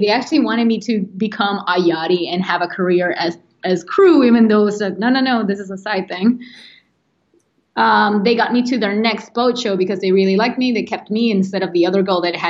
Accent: Venezuela; moved away as an adult; now in United States; I'm an architect from Venezuela

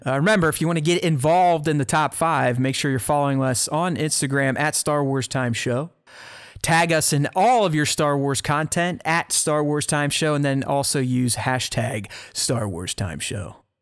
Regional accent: Pittsburgh, Pennsylvania, United States; moved away; grew up in the North, in Pittsburgh

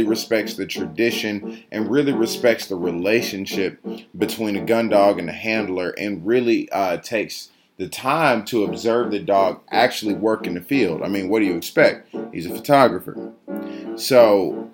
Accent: Georgia, United States; I'm from Georgia

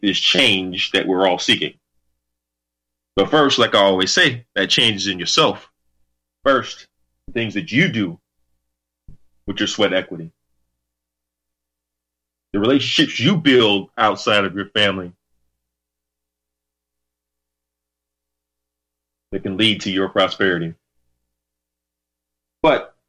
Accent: United States; as an American, as a God-fearing American, believe in the ultimate creator

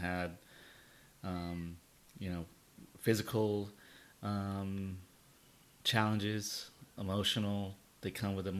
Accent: Covina, California, United States; also born or lived in Yucaipa, California; we grew up in Covina

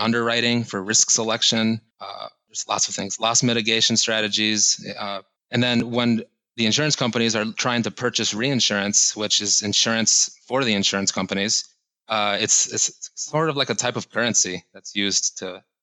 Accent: Ithaca, Michigan, United States; moved away as an adult; also born or lived in Miami, Florida; growing up in Michigan, I wanted to get out of my home state. I wanted to just leave. I'm from a small town in central Michigan called Ithaca

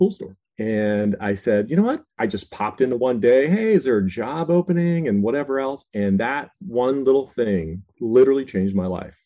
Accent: Pittsburgh, Pennsylvania, United States; I grew up in Pittsburgh, Pennsylvania

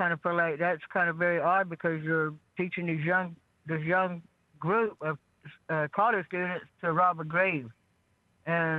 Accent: Brighton Reservation, Florida, United States; I'm from Brighton

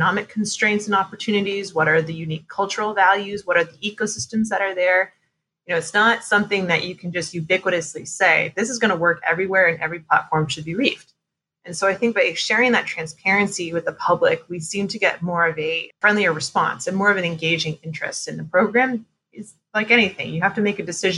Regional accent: New Hampshire, United States; moved away; I'm originally from New Hampshire

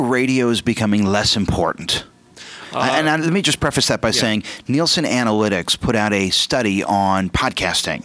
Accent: Los Angeles, California, United States; I was born and raised in Los Angeles, and I can remember going to Tower Records on Sunset

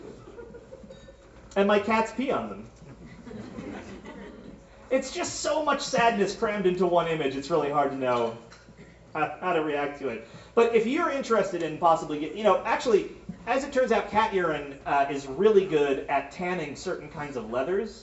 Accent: Berkshire County, Massachusetts, United States; moved away as an adult; also born or lived in upstate New York / Tucson, Arizona; I grew up in Massachusetts and upstate New York.

